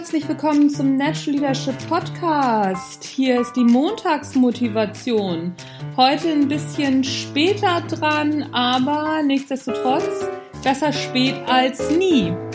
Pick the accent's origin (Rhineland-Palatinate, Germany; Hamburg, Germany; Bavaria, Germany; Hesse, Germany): Hamburg, Germany; Mir hört man das einfach an, aus welcher Gegend ich komme. Ich bin halt eine Hamburger Pflanze